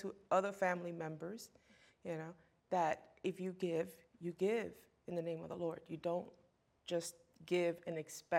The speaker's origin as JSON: {"language": "English", "country": "United States", "tie": "born or raised there", "said": "some people think that I'm not born here."}